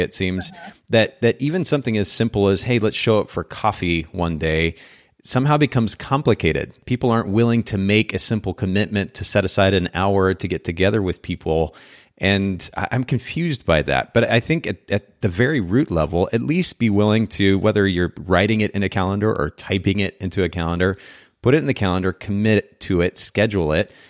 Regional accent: Japan; moved away; I grew up in Japan, so I'm getting to use oh, wow. my Japanese.

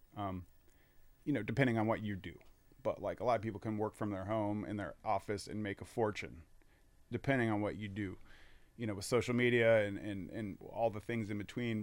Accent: Fort Wayne, Indiana, United States; also born or lived in Virginia; moved here around nineteen ninety-three. And, uh, you know, my, my parents kinda w, w, transferred here, and then I went to Homestead High School

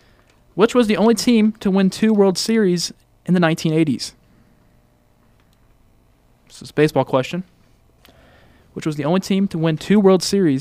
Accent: United States; first language English; not Native American, Native English speaking, but I'm American.

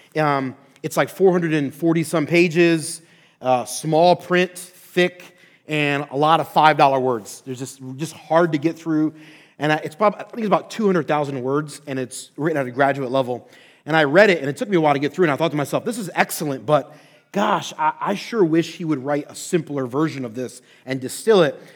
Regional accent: Philadelphia, Pennsylvania, United States; also born or lived in Orlando, Florida; now in Twin Cities, United States; I'm originally born and raised in Philadelphia, Pennsylvania

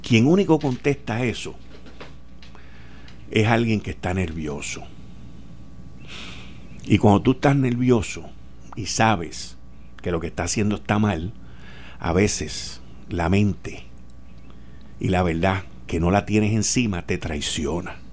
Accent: Puerto Rico; Yo soy de Puerto Rico.

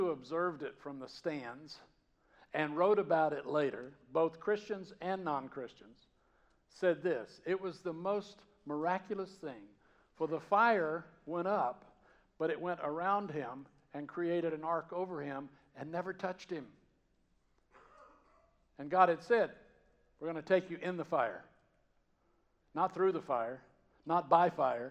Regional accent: Georgia, United States; accent: Southern; moved away; I grew up in Georgia, in the mountains

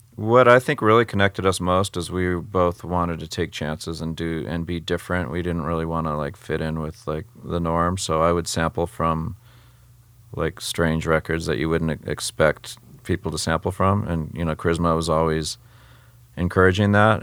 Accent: San Jose, California, United States; growing up in San Jose, California, which is next to San Francisco, um, West Coast

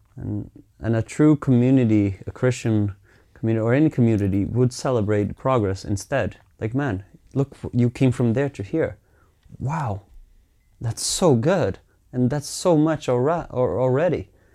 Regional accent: Finland; growing up in Finland was, eh, I'm so privileged. I mean, I, I got to grow up in a place that is multicultural

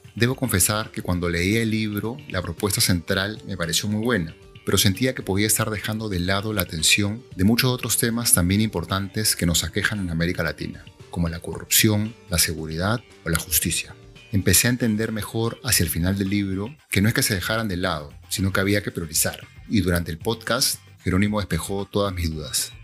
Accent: Peru; más latinoamericano que peruano

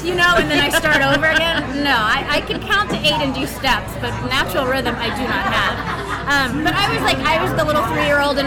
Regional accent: Dallas, Texas, United States; moved away as an adult; now in Los Angeles, United States; I'm from Dallas. We just moved to L.A. a month ago.

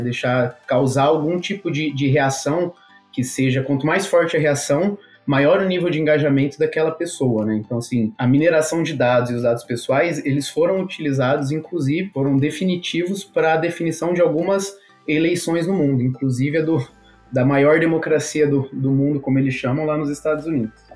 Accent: Brazil; nós somos brasileiros

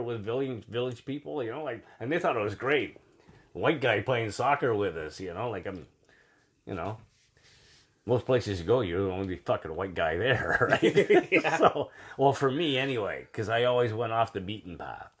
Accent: Brampton, Ontario, Canada; I was from Brampton originally.

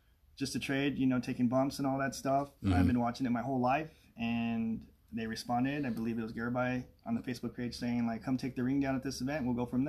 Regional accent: Ontario, Oregon, United States; also born or lived in Pittsburgh, Pennsylvania; I'm originally from this area. I'm originally from Ontario, Oregon.

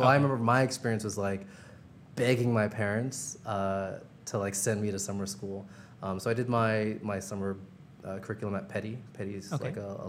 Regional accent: Brooklyn, New York, United States; also born or lived in Princeton; So I grew up in Brooklyn, I'd say, for the first few years of my life until, I don't know, I was about like 8 or 9.

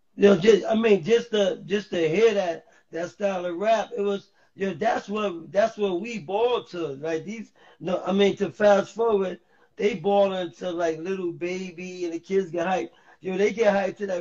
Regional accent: New York City, New York, United States; also born or lived in Harlem, New York City / Bronx, New York City; I moved to the Bronx in the third grade

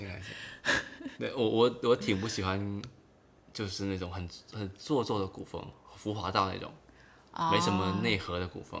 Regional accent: China; 对，就像我们中国人发发明了那个僵尸片

